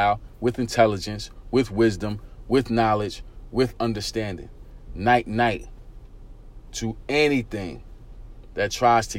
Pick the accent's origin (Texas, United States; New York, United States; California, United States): New York, United States; New York City; I grew up in East New York, Brooklyn.